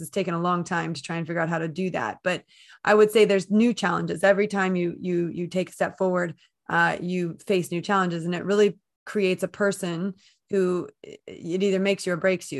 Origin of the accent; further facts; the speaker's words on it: United States; accent: American; moved away as an adult; now in United Kingdom; I'm based in the U K, despite my American accent